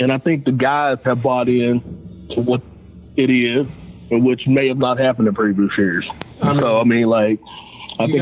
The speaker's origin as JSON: {"language": "English", "town": "Charleston", "region": "West Virginia", "country": "United States", "tie": "born or raised there", "said": "growing up on the West Side."}